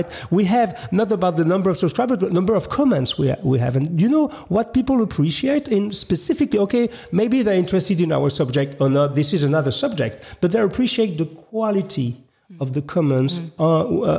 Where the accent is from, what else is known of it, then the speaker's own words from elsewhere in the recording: France; English is a second language; maybe I'm not so good in English. I'm sorry. After all, I'm French